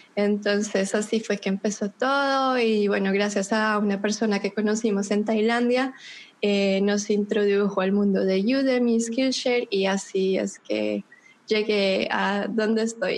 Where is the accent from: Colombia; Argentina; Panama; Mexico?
Colombia; Bogotá; moved away as an adult; yo soy de Bogotá, de pronto por mi acento alcanzan a descubrir que soy colombiana de Bogotá